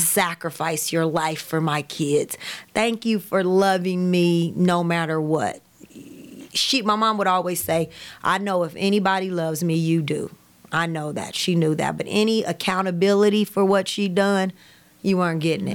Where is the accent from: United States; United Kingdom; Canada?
United States; Kansas City; I grew up all around Kansas City.